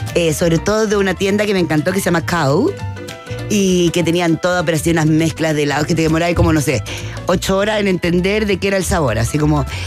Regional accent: Chile; vengo de Chile

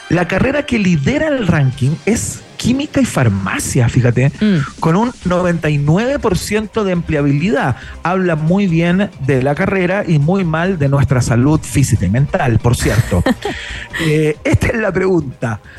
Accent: Chile; chilena, tomo y lomo

